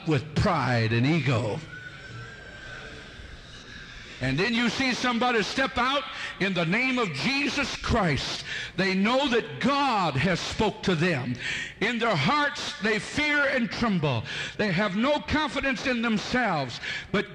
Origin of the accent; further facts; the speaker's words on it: United States; Being an American citizen